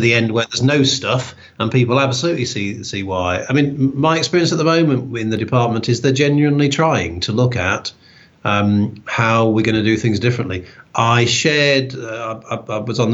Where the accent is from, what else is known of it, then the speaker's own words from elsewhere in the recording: Newark-on-Trent, East Midlands, United Kingdom; moved away as an adult; also born or lived in Birmingham / Loughborough / Walsall; I grew up in Newark-on-Trent in Nottinghamshire